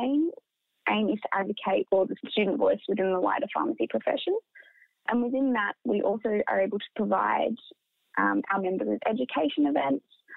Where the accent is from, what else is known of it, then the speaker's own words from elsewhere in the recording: Orange, New South Wales, Australia; moved away as an adult; now in Canberra, Australia; a small university in my hometown